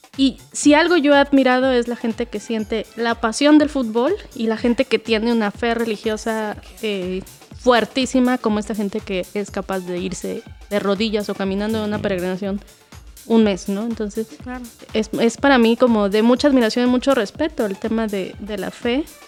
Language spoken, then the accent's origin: Spanish; Acámbaro, Guanajuato, Mexico; now in Xalapa, Mexico; en mi pueblito, en Guanajuato